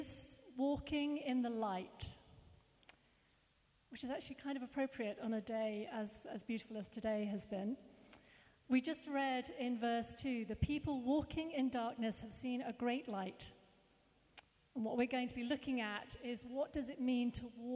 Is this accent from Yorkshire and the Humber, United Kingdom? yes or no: no; Hertfordshire, East of England, United Kingdom; Where did I grow up? Hartford. Hertfordshire.